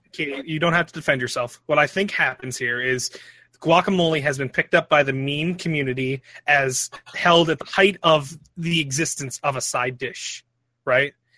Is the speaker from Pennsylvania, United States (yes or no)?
yes; Philadelphia, Pennsylvania, United States; I'm from Philly